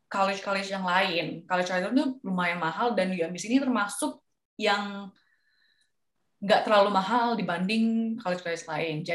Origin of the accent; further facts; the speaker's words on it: Singapore; karena aku datang dari Singapura jadi nggak harus ambil TOEFL.